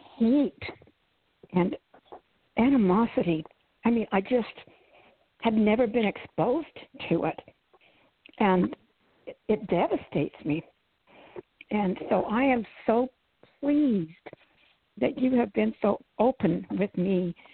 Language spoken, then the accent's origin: English; Utah, United States; moved away as an adult; also born or lived in Minnesota / Omaha, Nebraska; now in Tyler, United States; I came to Tyler 4 years ago. I had lived in, born and raised in Utah, and then we moved to Minnesota, and then we moved to Omaha, Nebraska, and then moved here.